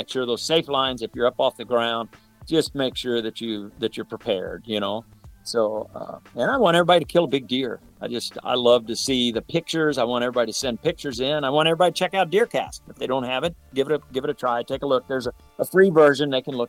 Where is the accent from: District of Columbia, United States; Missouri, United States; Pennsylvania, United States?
Missouri, United States; St. Louis; You know, and have been growing up in the St. Louis area. You can't help but be a Cardinal fan.